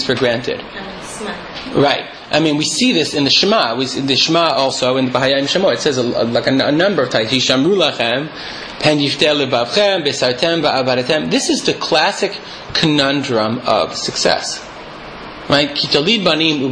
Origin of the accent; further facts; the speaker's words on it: Michigan, United States; moved away; we came from Michigan